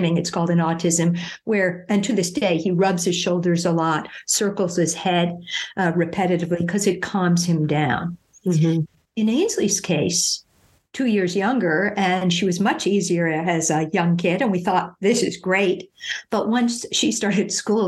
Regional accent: New York City, New York, United States; moved away; I'm originally from New York City

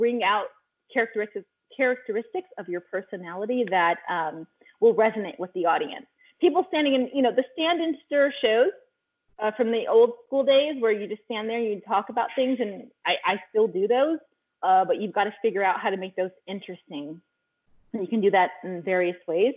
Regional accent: California, United States; I grew up in California, Northern California, then Central California, then moved to Southern California

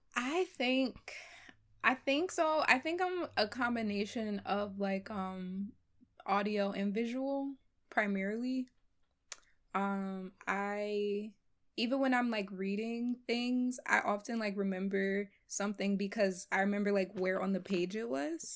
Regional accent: Philadelphia, Pennsylvania, United States; So, I was born and raised in Philly, um, but my family's originally from Ghana, West Africa.

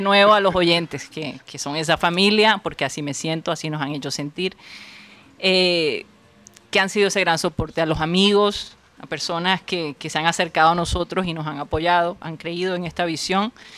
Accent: Colombia; now in United States

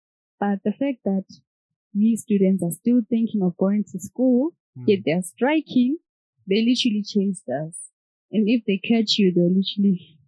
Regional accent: Zimbabwe; also born or lived in South Africa; now in Kenya; I'm from Zimbabwe, but I've been staying in SA for the past 10 years. Currently I'm in Kenya because of school, university.

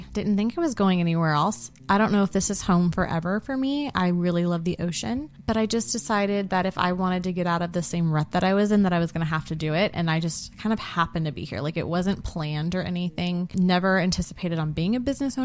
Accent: Bay Area, California, United States; moved away as an adult; now in Dallas, United States; We were both born, raised the Bay Area of California

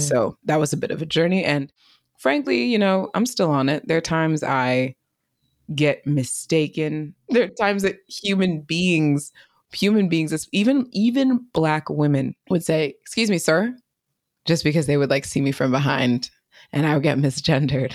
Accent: East Bay area, California, United States; I grew up in the East Bay area

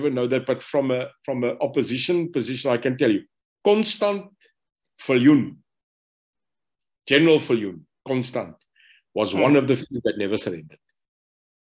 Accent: Stellenbosch, Western Cape, South Africa; I was born in Stellenbosch. Ek's 'n boertjie, so ek moes eintlik 'n plaasboer geraak het daar by Lyndorp in Stellenbosch

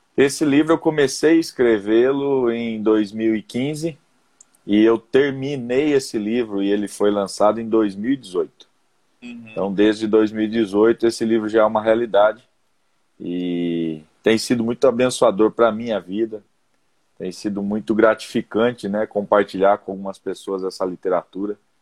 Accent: interior of São Paulo, Brazil; now in Londrina, Brazil; eu sou natural do interior de São Paulo

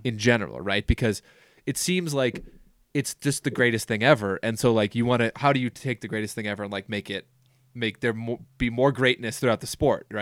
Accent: Minnesota, United States; growing up in Minnesota

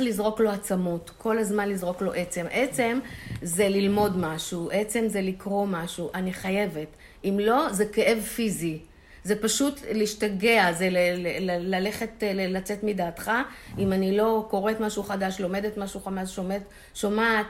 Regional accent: Holon, Tel Aviv District, Israel; בשכונה שגדלתי, תל גיבורים, חולון

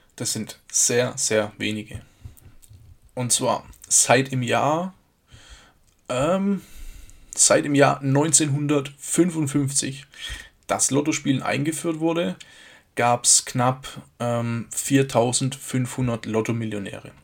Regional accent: Germany; hier bei uns in Deutschland

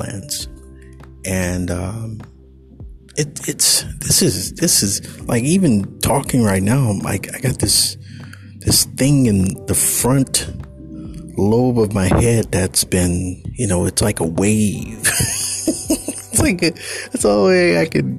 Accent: California, United States; I'm a Californian. I'm a coastal dude.

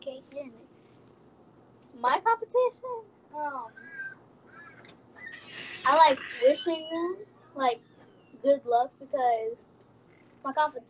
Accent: Oklahoma City, Oklahoma, United States; I'm from Oklahoma City.

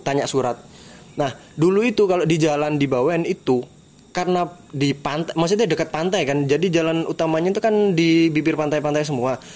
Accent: East Java, Indonesia; di daerah gua, bro. Di Bawean

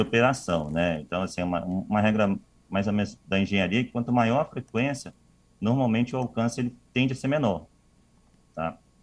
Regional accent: Vitória, Espírito Santo, Brazil; moved away; Sou capixaba

